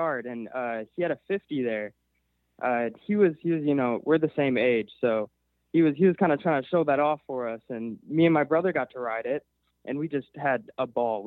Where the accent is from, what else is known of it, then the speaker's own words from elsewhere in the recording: Milwaukee, Wisconsin, United States; I was born right here in Milwaukee, Wisconsin